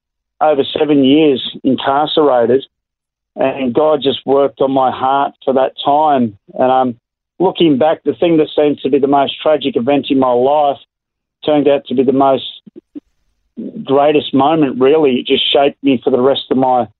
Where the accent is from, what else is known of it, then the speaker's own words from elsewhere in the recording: Melbourne, Victoria, Australia; moved away as an adult; now in Hervey Bay, Australia; I was born in Melbourne and raised in the big city